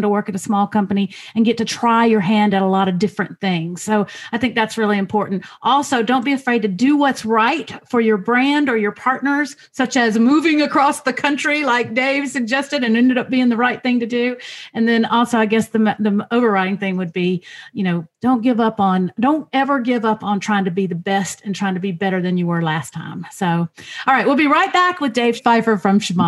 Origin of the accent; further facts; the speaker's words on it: the South, United States; as a Southerner